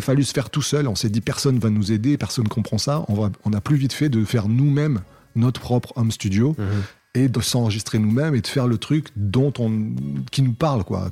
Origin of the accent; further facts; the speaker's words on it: Cannes, Provence-Alpes-Côte d'Azur, France; je viens de Cannes, dans les Alpes-Maritimes